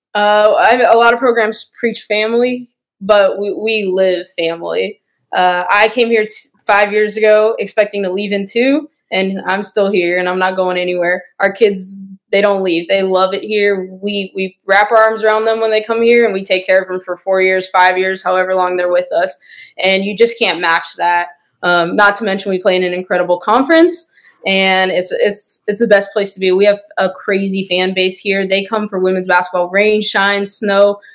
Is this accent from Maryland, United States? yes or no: no; Las Vegas, Nevada, United States; now in Kansas, United States; I grew up in Vegas, so it's still big